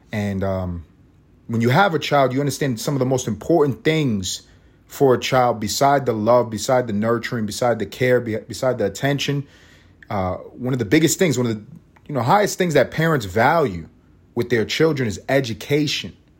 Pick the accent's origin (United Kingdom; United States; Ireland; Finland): United States; New York City, New York; I went to sc, middle school in my hometown of East Harlem, New York City